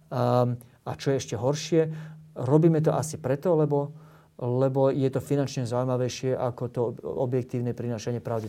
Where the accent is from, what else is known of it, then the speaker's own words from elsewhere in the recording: Slovakia; now in Bratislava, Slovakia; ako Slovák, ako patriot